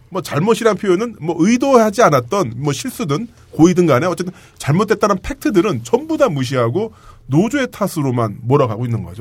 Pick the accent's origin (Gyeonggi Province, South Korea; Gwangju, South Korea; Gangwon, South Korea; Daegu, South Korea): Gyeonggi Province, South Korea; Pyeongtaek